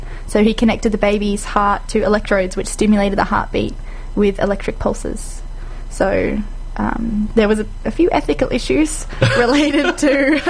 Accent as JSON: {"language": "English", "country": "Australia", "said": "we, as Australians"}